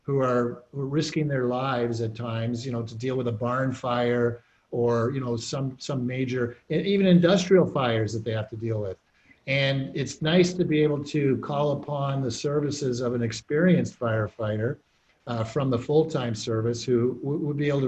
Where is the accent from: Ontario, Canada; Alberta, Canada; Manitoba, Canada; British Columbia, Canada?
Ontario, Canada; Waterloo; also born or lived in North Dumfries; I grew up in Waterloo and then moved out